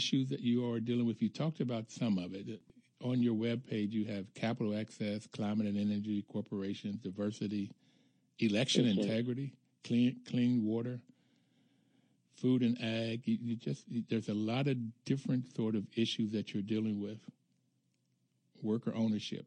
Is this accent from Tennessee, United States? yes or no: no; Bluefield, West Virginia, United States; I'm from Bluefield, West Virginia